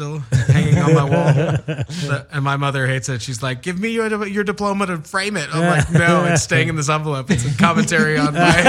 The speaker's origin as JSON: {"language": "English", "town": "Houston", "region": "Texas", "country": "United States", "said": "From Houston originally."}